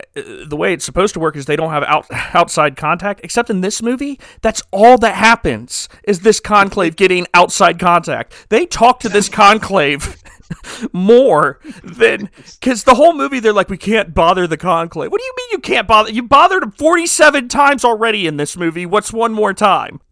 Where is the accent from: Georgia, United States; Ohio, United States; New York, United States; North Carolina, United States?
Ohio, United States; Canton; very close to where I was born in Canton.